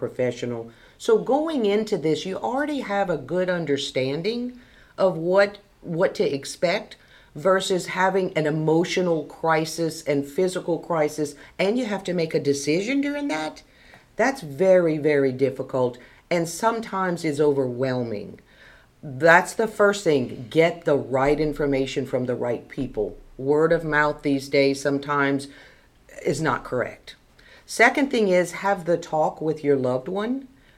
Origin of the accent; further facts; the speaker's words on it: St. Landry Parish, Louisiana, United States; Born and raised, like I said, Dad was a physician, Mom was a nurse, I was born in OGH